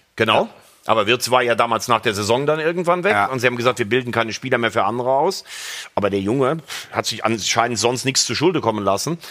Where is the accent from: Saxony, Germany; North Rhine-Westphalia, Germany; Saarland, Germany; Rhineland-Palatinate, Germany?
Rhineland-Palatinate, Germany; Mayen; ich bin ja in Mayen geboren